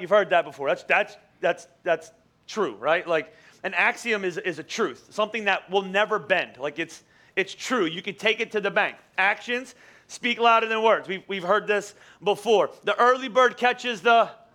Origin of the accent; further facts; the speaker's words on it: Boyertown, Pennsylvania, United States; I, I grew up in Boyertown. I went to Boyertown Elementary School